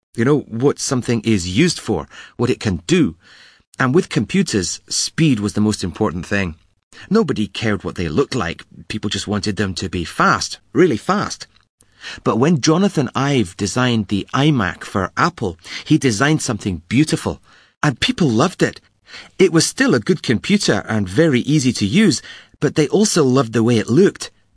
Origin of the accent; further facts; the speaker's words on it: Glasgow, Scotland, United Kingdom; I'm from Glasgow, the biggest city in Scotland.